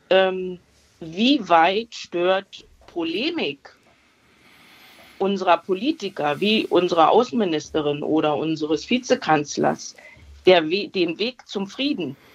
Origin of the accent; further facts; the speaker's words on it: Berlin, Germany; Ich muss dazu sagen, ich habe beim äh, Anruf gesagt, ich komme aus Ostberlin.